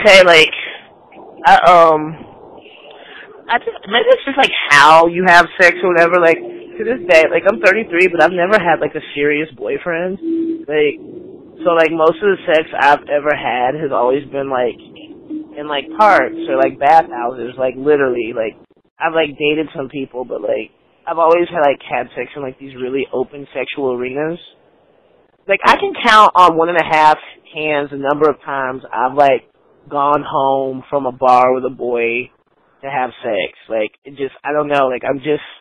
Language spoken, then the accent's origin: English; Triana, Alabama, United States; now in Oakland, United States; I grew up in Triana, Alabama